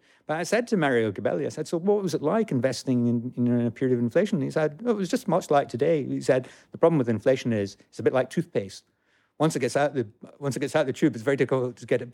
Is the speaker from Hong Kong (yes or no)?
no; Scotland, United Kingdom; being Scottish